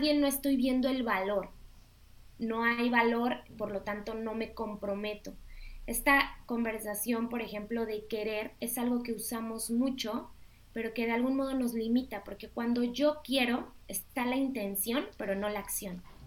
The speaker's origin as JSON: {"language": "Spanish", "country": "Mexico", "said": "tú y yo somos mexicanas"}